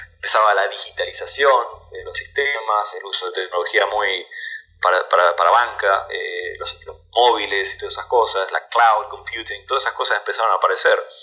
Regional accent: Argentina; now in United States

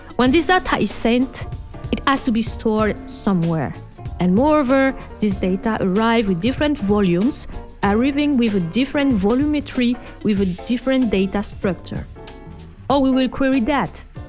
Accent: France; accent: French; English is a second language; my French accent

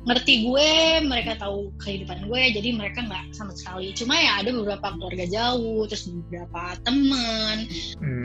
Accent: Java, Indonesia; also born or lived in Semarang; now in Jakarta, Indonesia; gue sebagai orang Jawa

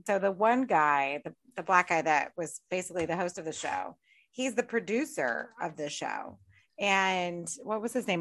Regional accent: United States; I'm American

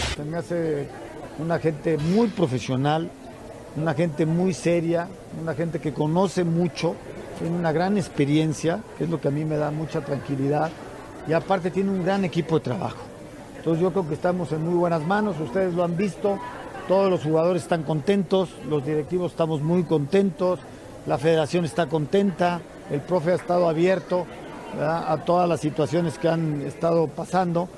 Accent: Papantla, Veracruz, Mexico; Yo nací en Papantla, Veracruz.

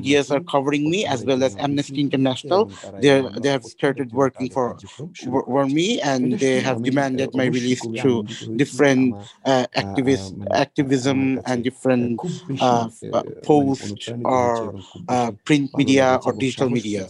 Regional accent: Bangladesh; from our country

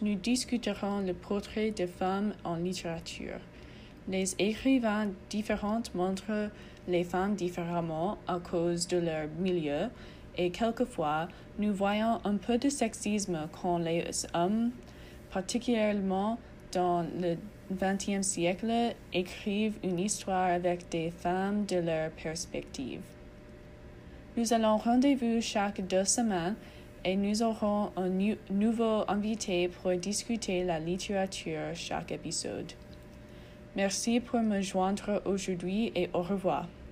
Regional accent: Philadelphia, Pennsylvania, United States; French is a second language; Je viens de Philadelphie et j'apprenais le français depuis il y a six années.

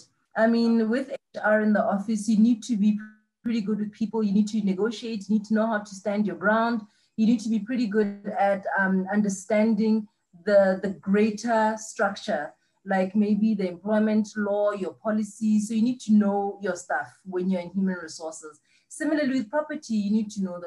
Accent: Selebi-Phikwe, Central District, Botswana; also born or lived in Serowe; I was raised in Pikwe, in Silibe Pikwe

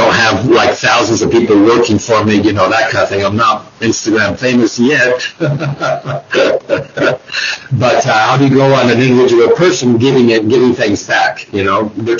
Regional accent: Bolivia; also born or lived in New York City, United States; now in United States; growing up in Bolivia in the 1960s, 70s, that kind of stuff, 80s, being in here in the United States and living in New York City for 7 years, the whole thing.

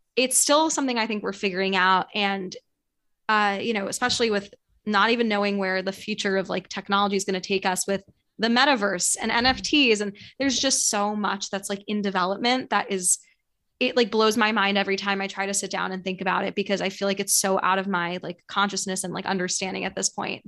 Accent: New York City, New York, United States; I grew up right near Central Park.

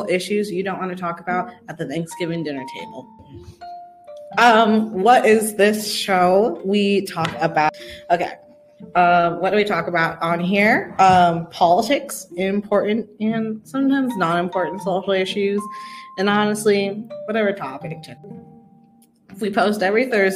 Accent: Oregon, United States; also born or lived in Texas; I'm from Oregon, where Pacific Northwesterns unite.

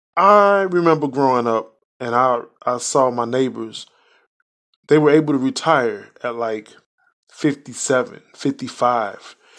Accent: Chicago, Illinois, United States; now in Indiana, United States; I was born and raised in Chicago, live in Indiana

